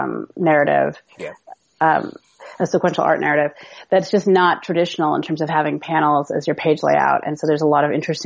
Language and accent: English; Seattle, Washington, United States; moved away; I'm from Seattle.